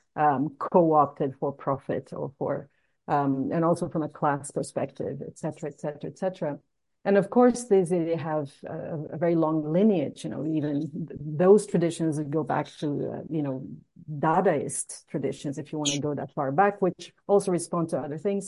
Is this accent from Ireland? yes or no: no; Rio de Janeiro, Brazil; Rio de Janeiro, which is my hometown